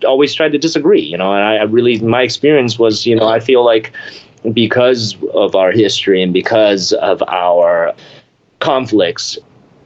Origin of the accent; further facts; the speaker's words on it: Memphis, Tennessee, United States; I'm from Memphis, Tennessee